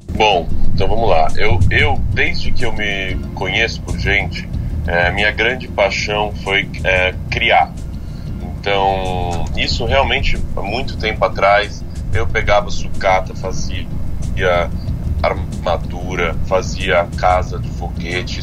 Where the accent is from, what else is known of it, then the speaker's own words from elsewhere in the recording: São Paulo, Brazil; sou paulistano moro na cidade de São Paulo, nasci aqui na cidade de São Paulo.